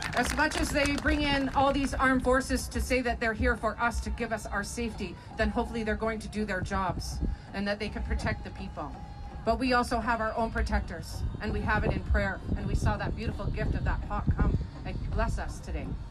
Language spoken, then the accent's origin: English; Alderville First Nation, Ontario, Canada; I'm from Alderville First Nation